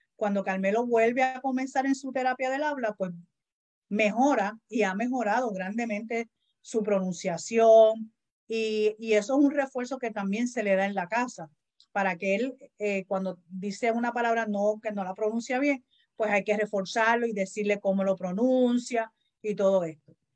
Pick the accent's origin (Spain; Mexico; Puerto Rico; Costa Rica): Puerto Rico; Los boricuas pronunciamos mal, vivimos con la L